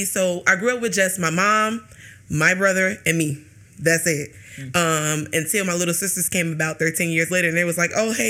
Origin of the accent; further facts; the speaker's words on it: Chicago, Illinois, United States; I grew up in Robert Taylor Commons. So it was the old project building that was on 48th and Federal. 4848 South Federal, red building.